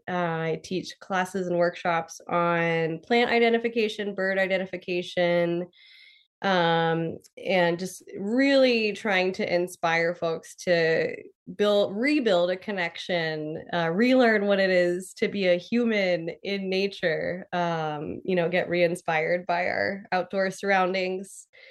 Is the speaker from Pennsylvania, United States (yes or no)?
yes; Pennsylvania, United States; I grew up in Pennsylvania